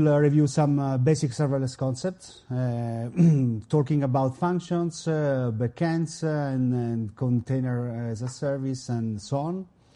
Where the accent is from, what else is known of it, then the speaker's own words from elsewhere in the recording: Milan, Lombardy, Italy; I come from Italy, Milano.